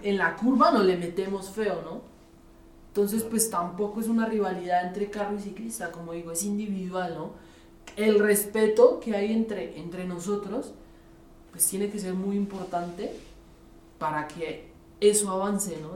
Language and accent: Spanish; Colombia; now in Mexico City, Mexico; siempre me crié en Colombia